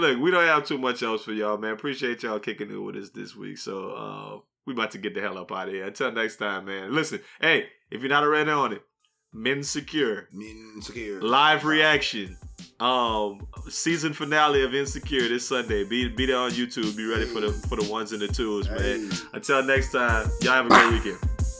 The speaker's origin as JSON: {"language": "English", "region": "Alabama", "country": "United States", "said": "Yes, I'm from Alabama."}